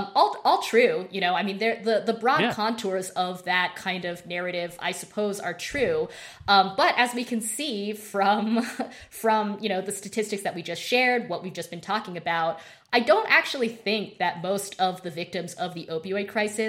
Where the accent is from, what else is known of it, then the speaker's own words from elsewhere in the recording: Idaho, United States; Yeah, I'm from Idaho.